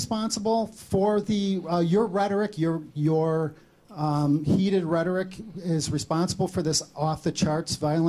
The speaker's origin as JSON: {"language": "English", "town": "Chicago", "region": "Illinois", "country": "United States", "tie": "born or raised there", "said": "I was born and raised in Chicago"}